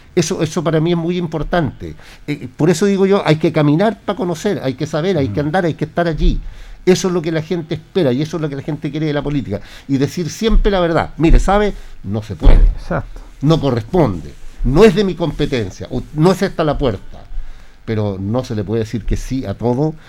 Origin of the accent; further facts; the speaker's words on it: Linares, Maule, Chile; yo soy de Linares